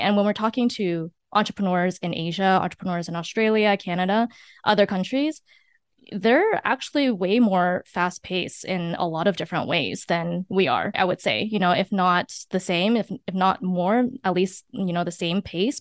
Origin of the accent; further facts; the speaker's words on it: San Francisco, California, United States; I was born and raised in San Francisco